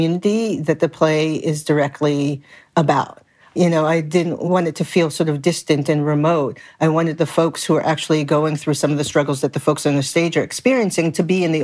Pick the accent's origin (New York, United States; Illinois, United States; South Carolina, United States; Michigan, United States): New York, United States; New York City; I grew up in Brooklyn in a multicultural community.